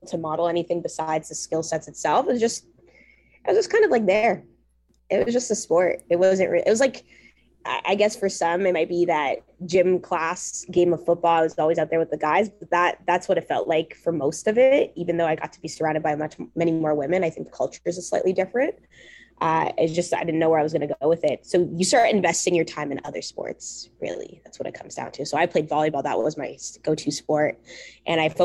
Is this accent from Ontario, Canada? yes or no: yes; Mississauga, Ontario, Canada; I was very fortunate growing up in the Peel region, and we had flag football. I think the high schools hosted flag football for our middle schools, at least in the area I grew up in, Mississauga.